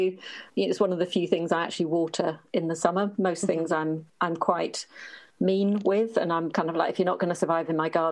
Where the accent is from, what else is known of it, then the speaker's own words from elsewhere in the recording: Norfolk, East of England, United Kingdom; I come from Norfolk, which is in the east of England.